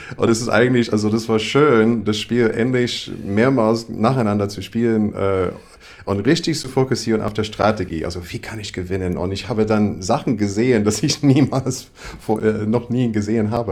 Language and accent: German; Iowa, United States; German is a second language; moved away as an adult; also born or lived in Berlin; now in Germany; ich komme aus Iowa, ist sehr landlich